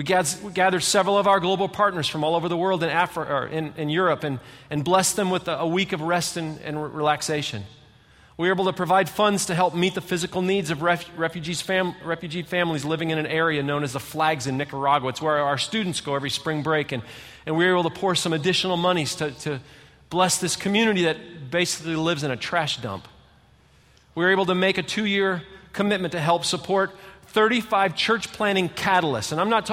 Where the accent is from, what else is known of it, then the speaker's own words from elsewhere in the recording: Michigan, United States; You know, I'm from Michigan. I've lived in 5 different states, but I'm just going to tell you, we live in the best state in the whole country.